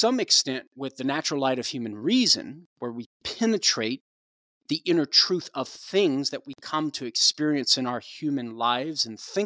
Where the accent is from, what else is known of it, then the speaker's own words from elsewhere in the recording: Cajun, Louisiana, United States; accent: Cajun; now in Tulsa, United States; You're bringing back my Cajun accent here